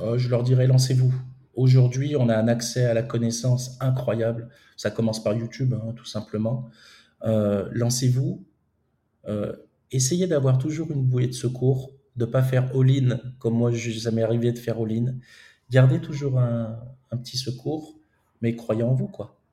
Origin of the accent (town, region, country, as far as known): France; moved away as an adult; also born or lived in Romania / Moldova